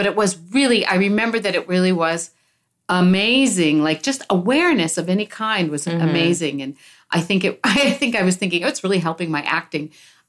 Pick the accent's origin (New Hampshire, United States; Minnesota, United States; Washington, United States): New Hampshire, United States; Keene; moved away as an adult; also born or lived in New York; I am 60 years old and I'm originally from New Hampshire.